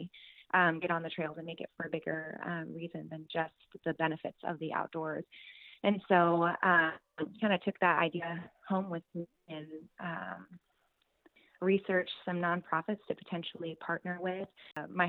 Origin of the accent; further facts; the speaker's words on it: Tri-Cities, Washington, United States; I am from Tri-Cities, Washington.